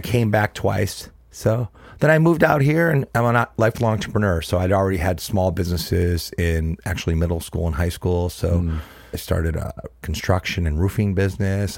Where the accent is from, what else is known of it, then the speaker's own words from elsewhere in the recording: Cleveland, Ohio, United States; Born and raised in Cleveland, Ohio, was raised in my dad's little grocery store